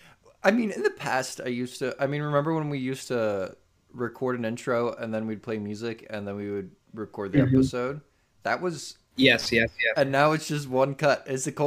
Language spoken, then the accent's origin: English; United States; in America, we do the month and the day.